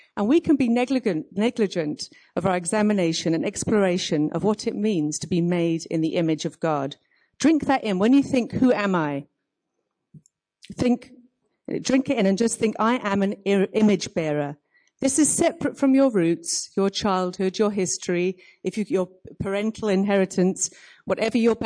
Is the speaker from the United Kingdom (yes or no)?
yes; United Kingdom; moved away as an adult; now in Cape Town, South Africa; I'm from Cape Town, but you can tell I'm not from Cape Town with my accent. I'm actually British.